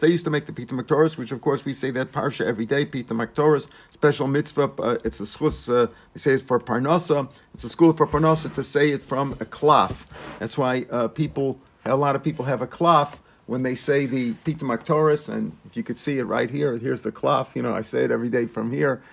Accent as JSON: {"language": "English", "town": "St. Louis", "region": "Missouri", "country": "United States", "tie": "born or raised there", "moved": "yes", "lives_now": "Israel", "said": "When I grew up in Saint Louis"}